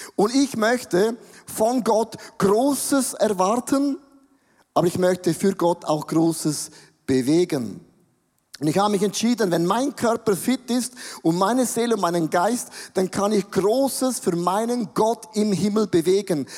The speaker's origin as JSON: {"language": "German", "country": "Switzerland", "said": "wir sind Schweizer"}